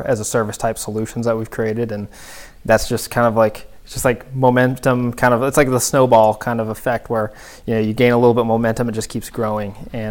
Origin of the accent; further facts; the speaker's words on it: Northern California, United States; moved away as an adult; now in Buffalo, United States; Yeah, absolutely. So I grew up in Northern California.